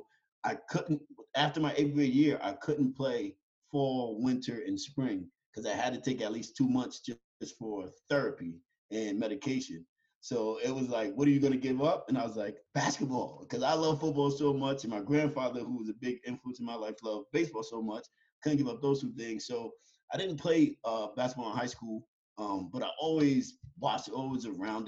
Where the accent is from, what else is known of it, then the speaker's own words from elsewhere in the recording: Yonkers, New York, United States; I was born and raised in Yonkers, New York, inner city kids. I grew up in the project.